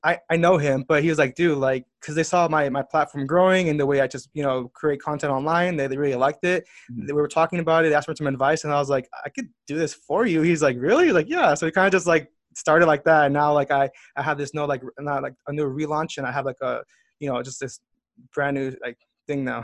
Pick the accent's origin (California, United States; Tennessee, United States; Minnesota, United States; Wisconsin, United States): California, United States; Southern; I was born and raised in Southern California.